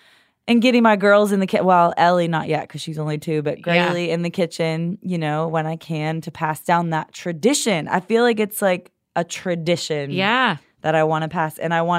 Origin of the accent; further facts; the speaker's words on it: New York, United States; Yeah, I grew up just near outside of Buffalo.